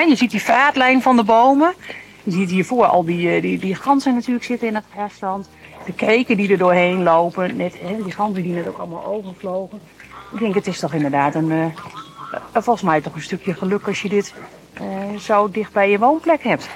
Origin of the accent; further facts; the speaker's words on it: Veluwe, Gelderland, Netherlands; also born or lived in Groningen; ik ben zelf opgegroeid op de Veluwe.